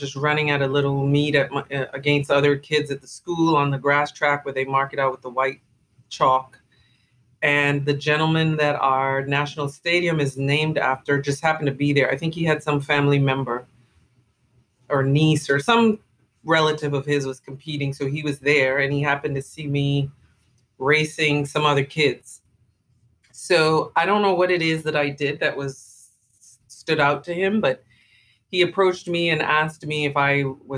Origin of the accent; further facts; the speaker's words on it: Nassau, New Providence, Bahamas; moved away as an adult; also born or lived in Falmouth, Jamaica; now in Los Angeles, United States; I was born in Jamaica. I was born in Falmouth, Jamaica. I grew up in the Bahamas, in Nassau, Bahamas.